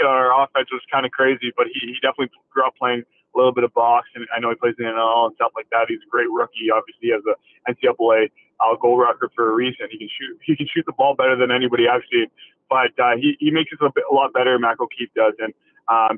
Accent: Canada; us being all Canadian

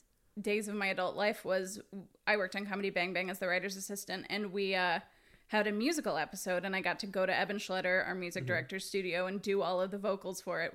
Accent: Houston, Texas, United States; moved away as an adult; now in Los Angeles, United States; Houston, Texas.

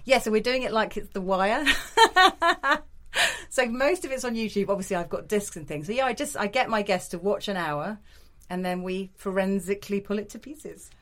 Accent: the Midlands, England, United Kingdom; I grew up in the Midlands

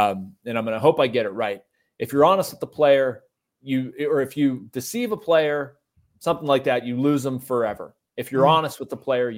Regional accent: Pittsburgh, Pennsylvania, United States; I am in awe of the guy, of being a baseball-loving kid and growing up in Pittsburgh.

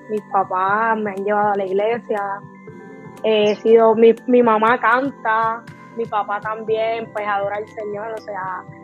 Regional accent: Río Grande, Puerto Rico; Pues soy del pueblo de Río Grande, el pueblo del Yunque, así que llevo aquí toda mi vida viviendo en Río Grande

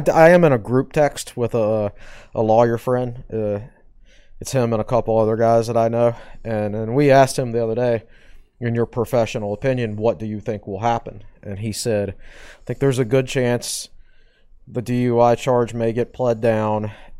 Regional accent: Charlottesville, Virginia, United States; Can you imagine knowing someone who was illiterate? Well, I did because that was my background

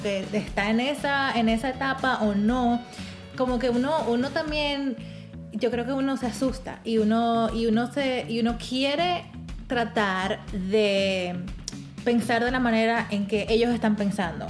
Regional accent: Dominican Republic; now in United States; yo soy dominicana

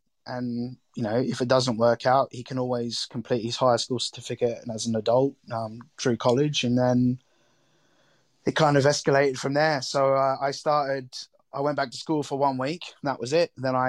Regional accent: Australia; Yeah, I mean, food, growing up in Australia, I guess, you know, having barbecues and entertaining and having people over was always a very big part of my family life as a kid.

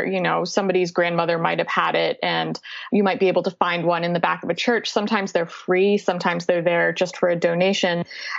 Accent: Massachusetts, United States; now in Brooklyn, United States; I live in Brooklyn, but I grew up in Massachusetts, and I grew up with the Italian-American heritage on both sides of the family. So my father's people are from Abruzzo, and my mother's people are from Campania

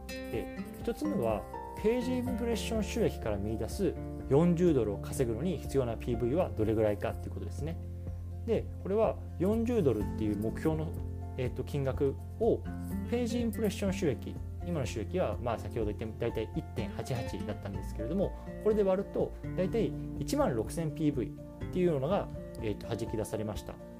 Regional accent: Japan; now in United States; 僕自身は今日本人としてアメリカに 住んでます

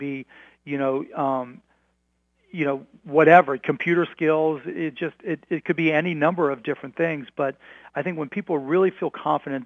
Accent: Pittsburgh, Pennsylvania, United States; growing up in Pittsburgh

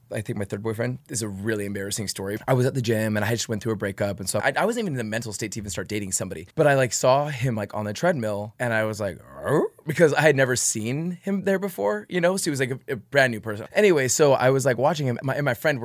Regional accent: Utah, United States; moved away as an adult; now in Los Angeles, United States; growing up in Utah and Mormon, too, there's so much to your upbringing that you feel ashamed

